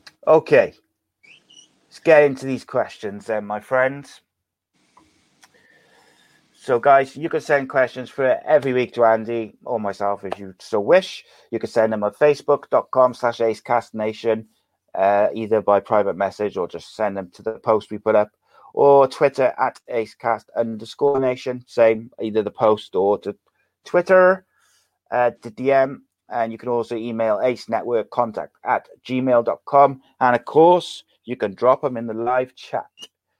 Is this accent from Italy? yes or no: no; England, United Kingdom